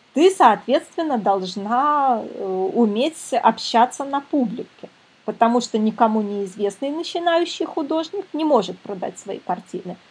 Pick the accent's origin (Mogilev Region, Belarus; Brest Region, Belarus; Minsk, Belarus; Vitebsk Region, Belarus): Minsk, Belarus; Я сама из Минска